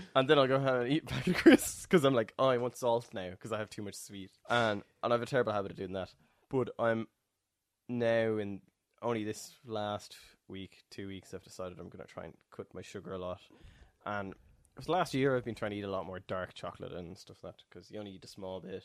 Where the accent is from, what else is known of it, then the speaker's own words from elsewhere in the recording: Ireland; me as an Irish person